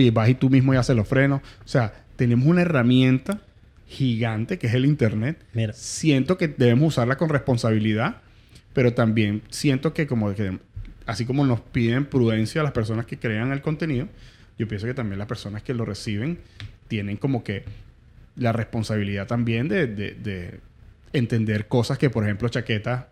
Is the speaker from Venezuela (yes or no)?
yes; Venezuela; moved away; Nosotros como venezolanos tenemos una, idiosincrasia